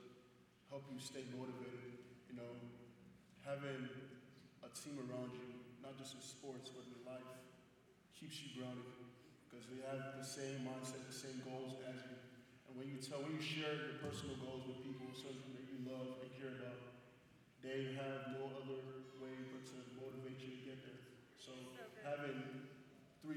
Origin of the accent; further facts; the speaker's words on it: Houston, Texas, United States; also born or lived in Nigeria; now in Louisiana, United States; I'm born and raised in Nigeria. I was there until I was 8